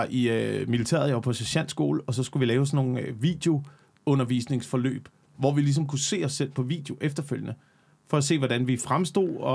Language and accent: Danish; Central Denmark Region, Denmark; man banner ret meget på Midtjylland. Ja. I hvert fald det der område, hvor jeg voksede op i, der banner ja. man.